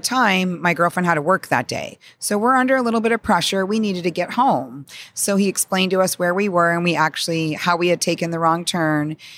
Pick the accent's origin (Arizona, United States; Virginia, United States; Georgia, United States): Arizona, United States; I grew up in Arizona